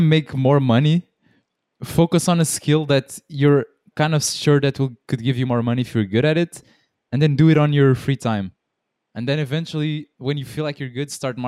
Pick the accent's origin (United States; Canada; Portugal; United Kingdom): Portugal; where we are from Portugal, people smoke a lot